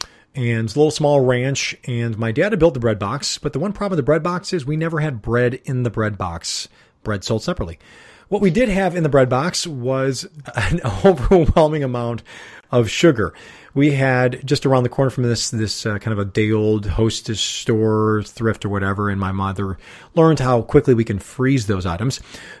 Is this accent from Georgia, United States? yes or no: no; Chicago, Illinois, United States; Since we're from Chicago.